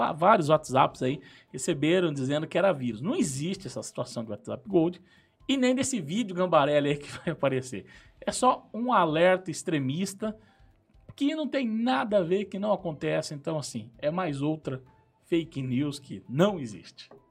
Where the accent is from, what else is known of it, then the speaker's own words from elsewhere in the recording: Tamarana, Paraná, Brazil; moved away as an adult; also born or lived in Apucarana; eu vim de Tamarana. Saí de Tamarana e vim para Pucarana uhum. estudar, fazer a faculdade, lá na Unespar.